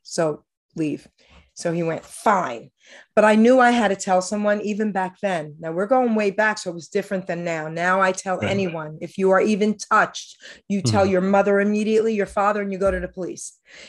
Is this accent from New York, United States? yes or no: yes; Long Island City, New York, United States; I came from New York, Long Island City, and I was, only going into seventh grade.